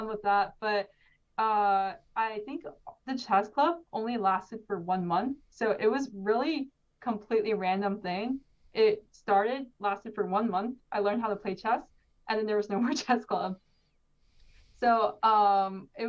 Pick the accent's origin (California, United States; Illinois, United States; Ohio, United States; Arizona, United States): California, United States; also born or lived in New York; I was born in New York, but I learned how to play chess in California because I moved there when I was around 3 years old.